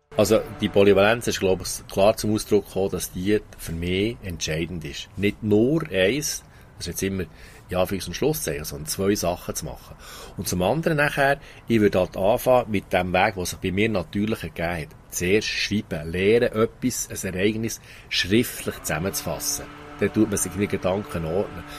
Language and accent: German; Thun, Bern, Switzerland; Ich bin in Thun aufgewachsen